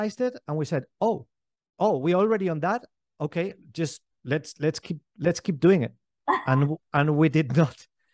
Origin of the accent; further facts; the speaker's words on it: Valencian Community, Spain; I grew up here in Spain. My father is German. My mother is Greek.